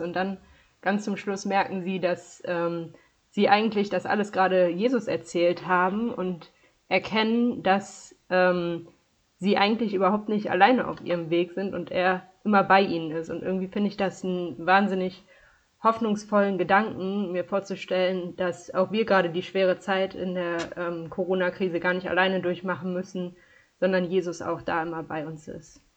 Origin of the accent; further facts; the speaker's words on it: Dormagen, North Rhine-Westphalia, Germany; ich komme aus Dormagen-Hackenbruch. Das ist äh, nördlich von Köln im Erzbistum Köln